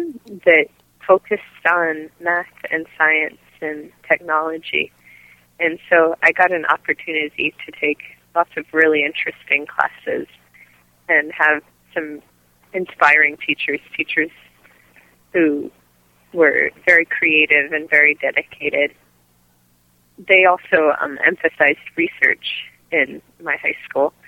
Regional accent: Maryland, United States; moved away as an adult; now in California, United States; I grew up in Maryland

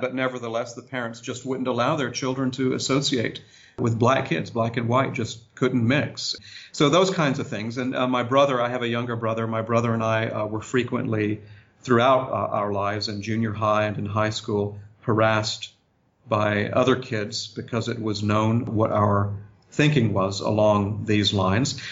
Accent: Augusta, Georgia, United States; moved away; also born or lived in Harrisonburg, Virginia / Wilmette, Illinois; for most of my childhood, I grew up there in Augusta, Georgia

